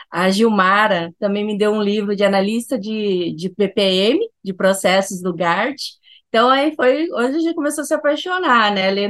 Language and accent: Portuguese; Cuiabá, Mato Grosso, Brazil; sou de Cuiabá, Mato Grosso